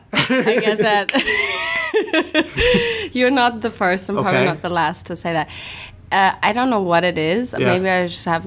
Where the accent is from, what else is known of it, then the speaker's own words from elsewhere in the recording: Cologne, North Rhine-Westphalia, Germany; now in United States; Cologne. I was born and raised in Germany